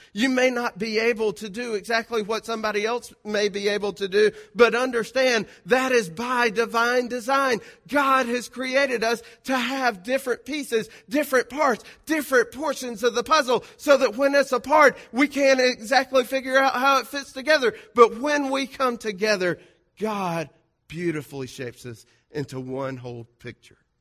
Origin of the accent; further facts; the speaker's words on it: South Georgia, United States; I'm from South Georgia. You can, uh, forgive me for the diction, uh, or the grammar